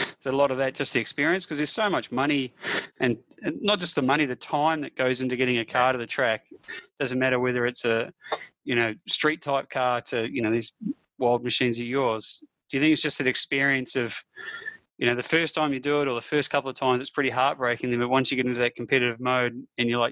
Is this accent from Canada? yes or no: no; New Zealand; growing up in New Zealand, like, I went to school